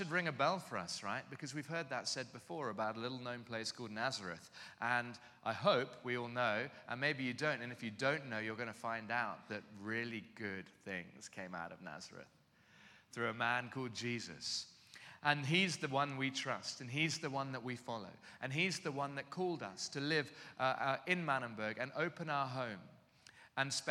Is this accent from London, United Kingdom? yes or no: yes; London, United Kingdom; moved away as an adult; now in Cape Town, South Africa; I'm from London, southeast London.